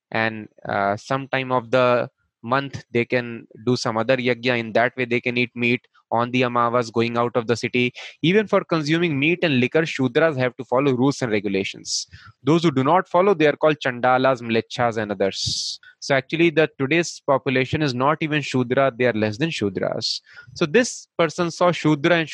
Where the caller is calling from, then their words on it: Mumbai, Maharashtra, India; i am speaking from Powai here in mumbai uh, it is a one small place in mumbai